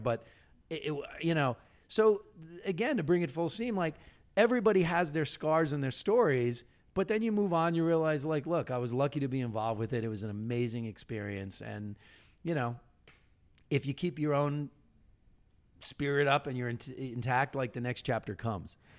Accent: Long Island, New York, United States; also born or lived in Ithaca, New York; I grew up on Long Island.

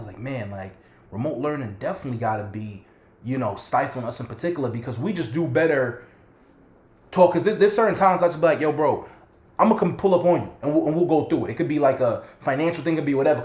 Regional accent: New York City, New York, United States; growing up in the United States, in New York City

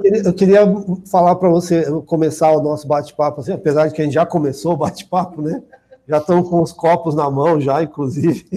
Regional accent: Osasco, São Paulo, Brazil; Eu já nasci aqui em São Paulo, em Osasco

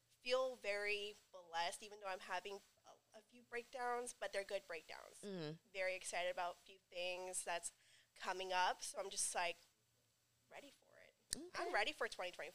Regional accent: Stockton, California, United States; also born or lived in Long Beach, California; when I was about like 4 or 5, they moved back to Stockton to be with my mom's side of the family. And ever since then, I've lived in Stockton

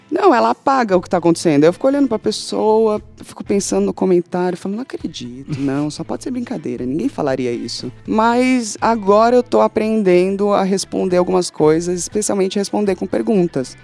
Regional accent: São Paulo, Brazil; also born or lived in London; Eu falo mais alto mesmo, e foda-se que é Zona Leste

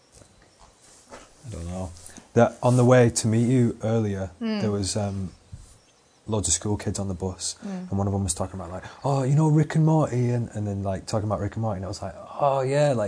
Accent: Out towards Wigan, 25 minutes west of Manchester, North West England, United Kingdom; now in Manchester, United Kingdom; My high school was called Hesketh Fletcher Church of England High School.

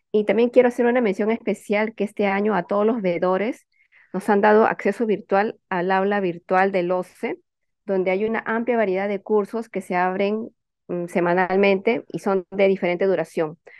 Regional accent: Peru; nosotros como ciudadanos peruanos

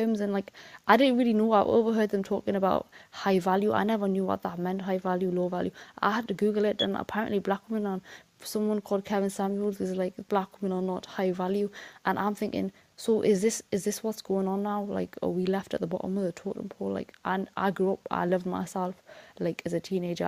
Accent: United Kingdom; also born or lived in Newcastle; a Fulani woman that's living in the UK, born and raised

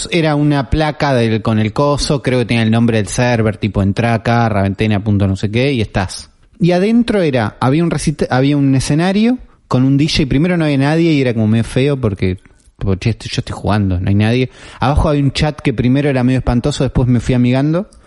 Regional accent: Argentina; Nosotros hacemos uno antes que estos dos que vos nombraste y somos de acá, de Argentina, ¿no?

